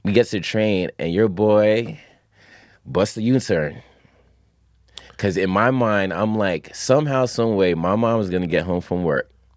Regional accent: New York City, New York, United States; also born or lived in Long Island; I grew up in Long Island, I grew up in Queens, family in Brooklyn and the Bronx

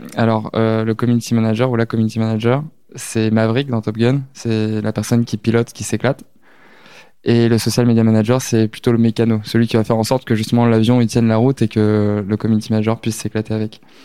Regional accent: near Lisieux and Deauville, Normandy, France; moved away; also born or lived in Lille; J'ai grandi en Normandie, euh, à côté de Lisieux, Deauville, toutes ces villes-là un peu connues. Donc à la campagne

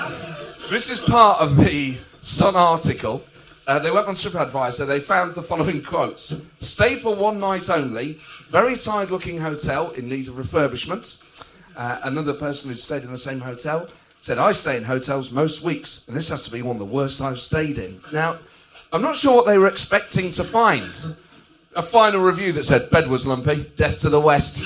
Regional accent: Nottingham, East Midlands, United Kingdom; I'm from Nottingham

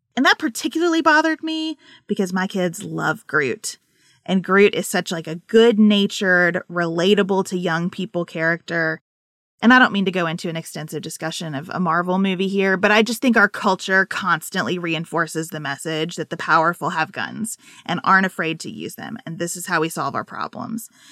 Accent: United States; as an American

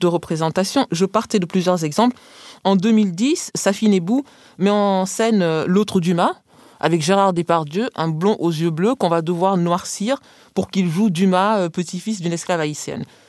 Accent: France; moved away as an adult; now in United States; Julien et moi enseignons, sommes tous les deux français, nous enseignons tous les deux aux États-Unis

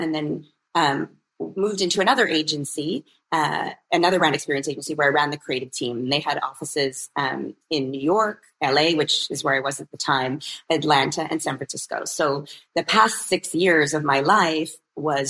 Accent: Canada; I'm born and raised in Canada

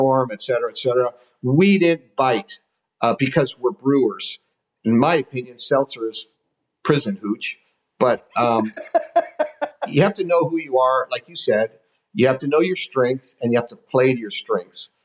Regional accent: San Francisco, California, United States; now in Wisconsin, United States; I'm originally from San Francisco

